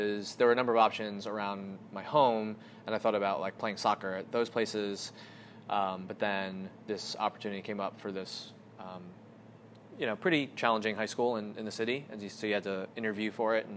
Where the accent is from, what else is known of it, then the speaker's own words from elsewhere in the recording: New Jersey, United States; also born or lived in South Korea; I grew up in New Jersey. A lot of people might not know that I'm adopted. So I was born in South Korea. Flew over here when I was 3 months old